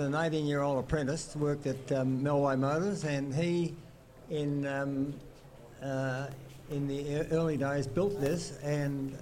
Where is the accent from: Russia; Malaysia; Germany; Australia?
Australia; Kalamunda, Western Australia; I grew up in Kalamunda